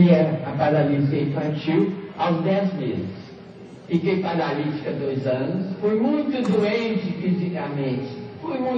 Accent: Belo Horizonte, Minas Gerais, Brazil; A menina está aqui com 85 anos e não sei quando é que eu moro. Lá em Belo Horizonte, onde eu nasci

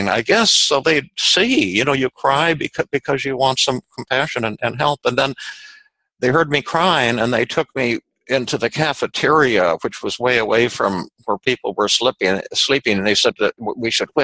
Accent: Denver, Colorado, United States; when I was little, yeah, I was raised in Denver

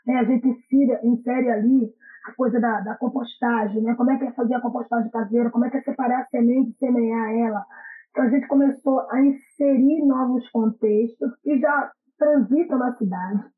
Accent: Pernambuco, Brazil; now in Rio de Janeiro, Brazil; eu sou natural de Pernambuco

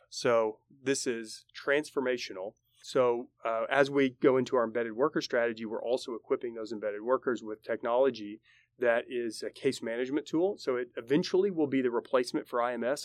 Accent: Oklahoma City, Oklahoma, United States; moved away as an adult; now in Tulsa, United States; We're both from Oklahoma City.

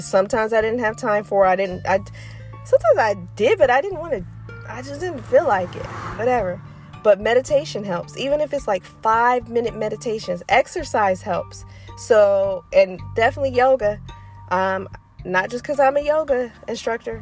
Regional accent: Detroit, Michigan, United States; moved away; I'm from Michigan, I'm from Detroit.

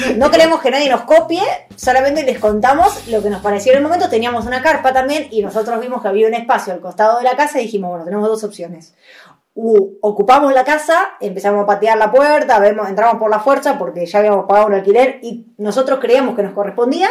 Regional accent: Argentina; moved away; somos argentinos

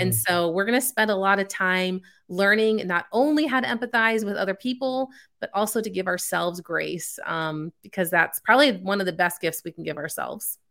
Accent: Chicago, Illinois, United States; moved away as an adult; also born or lived in California; now in Texas, United States; I was born out in California, spent the first nine years of my life there, and then the next nine years of my childhood, um, was in the Chicago suburbs

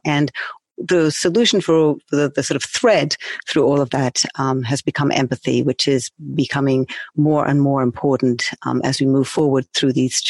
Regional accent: United Kingdom; now in New York, United States; Yes, I'm a Brit living in New York. I've actually lived all over the world

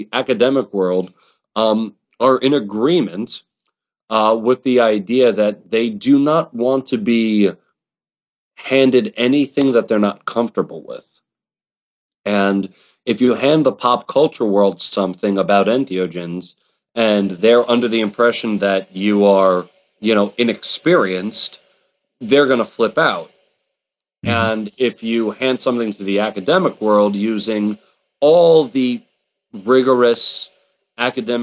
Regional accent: New York, United States; I'm an Italian from New York

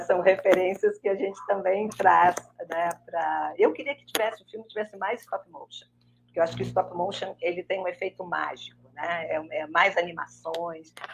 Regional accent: Porto Alegre, Rio Grande do Sul, Brazil; moved away as an adult; now in Rio de Janeiro, Brazil; Eu mesmo, eu nasci no Rio, eu fui com oito meses para o Sul, morei no Rio Grande do Sul até os 29 anos

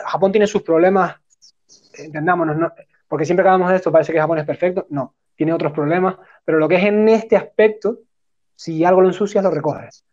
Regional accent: Spain; somos españoles, somos latinos

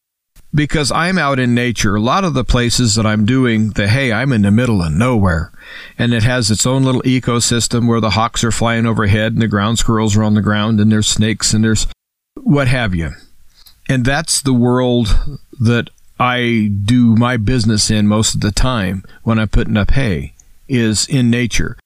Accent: United States; I'm an American, and I'm a free American.

